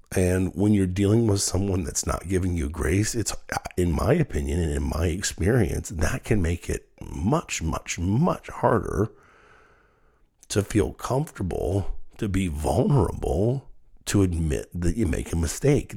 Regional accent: Dayton, Ohio, United States; my hometown of Dayton

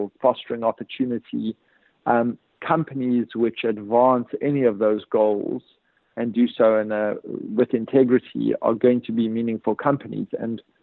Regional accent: South Africa; I grew up under apartheid in South Africa

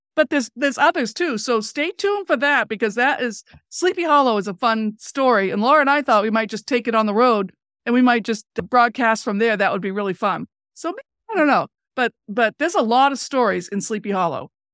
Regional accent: Enfield, Maine, United States; we didn't live in Holland, we grew up in Enfield

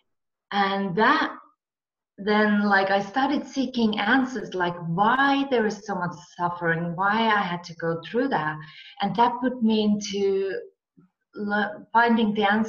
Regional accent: Finland; moved away as an adult; also born or lived in Marbella / California; I'm from Finland and we get really harsh winters

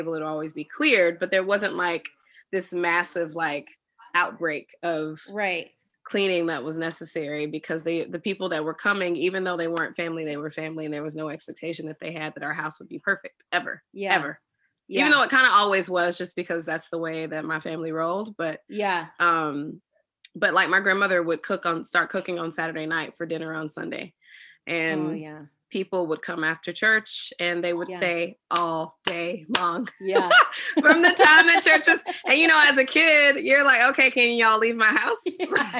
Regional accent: the South, United States; being from the South

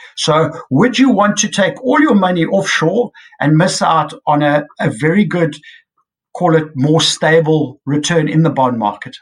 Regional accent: South Africa; as a South African investor

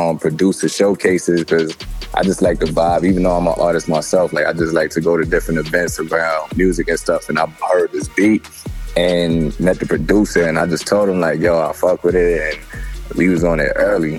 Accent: New York City, New York, United States; growing up in Brooklyn, New York

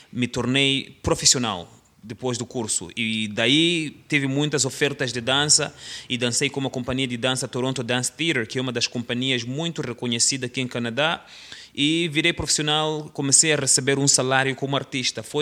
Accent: Mozambique; quando eu era jovem, lá em Moçambique, o meu plano era de ser um, um futebolista.

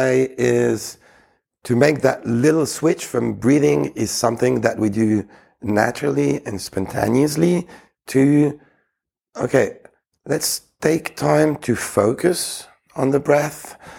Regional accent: Geneva, Switzerland; I was raised in Geneva, in Switzerland. Originally, I'm Greek, so I feel very much at home in any Mediterranean country.

